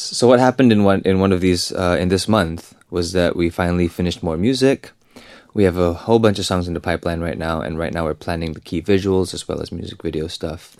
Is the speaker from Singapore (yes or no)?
yes; Singapore; I'm from Singapore